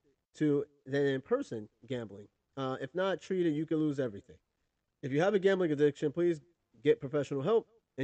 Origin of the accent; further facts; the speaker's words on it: New York, United States; growing up in New York